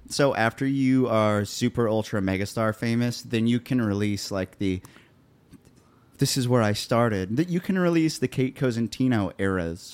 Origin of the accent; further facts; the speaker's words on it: Columbia, Missouri, United States; moved away as an adult; now in Nashville, United States; I grew up in Columbia there